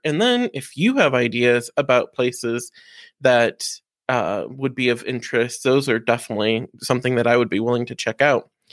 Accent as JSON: {"language": "English", "town": "Defiance", "region": "Ohio", "country": "United States", "tie": "born or raised there", "said": "I grew up in Defiance, Ohio"}